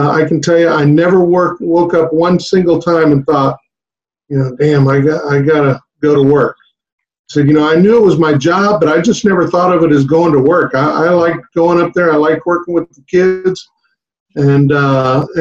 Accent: Harlingen, Texas, United States; I grew up down in the valley, in Harlingen

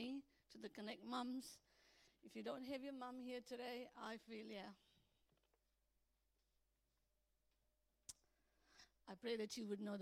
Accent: Vasco da Gama, Goa, India; moved away; I was born in India, as you know. I was born in Vasco da Gama, Goa

